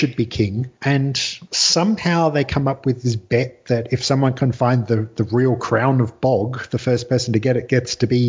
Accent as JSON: {"language": "English", "region": "Scotland", "country": "United Kingdom", "tie": "born or raised there", "moved": "yes", "lives_now": "Australia", "said": "I grew up in Scotland"}